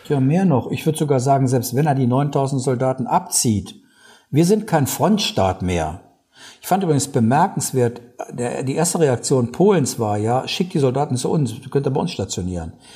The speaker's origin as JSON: {"language": "German", "country": "Germany", "said": "als Deutsche"}